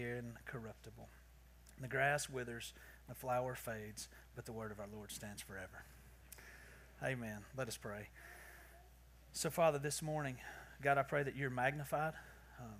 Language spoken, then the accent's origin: English; the South, Southern United States, United States; accent: southern; my southern accent